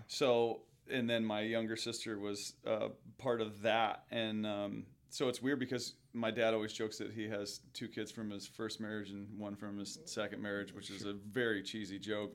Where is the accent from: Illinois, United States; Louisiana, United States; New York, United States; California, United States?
Illinois, United States; Pekin; I grew up in Pekin, which is right outside of Peoria